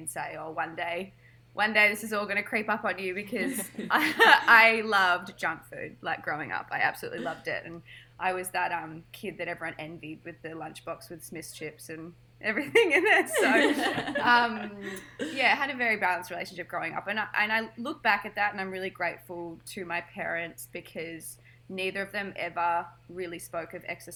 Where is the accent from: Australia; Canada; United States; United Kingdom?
Australia; Melbourne, Victoria; So I grew up here in Melbourne, went to high school.